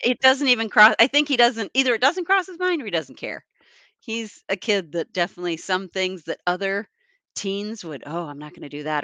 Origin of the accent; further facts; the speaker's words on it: East Coast, United States; now in Wisconsin, United States; grew up on the East Coast.